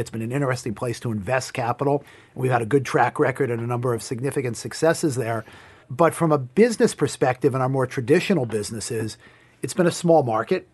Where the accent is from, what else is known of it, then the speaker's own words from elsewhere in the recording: Hartsdale, New York, United States; I grew up in a town called Hartsdale, New York